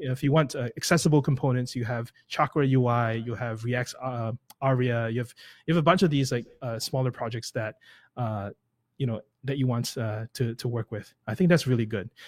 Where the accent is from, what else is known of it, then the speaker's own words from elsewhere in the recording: Singapore; first language English; moved away; I come from Singapore, I don't come from the U S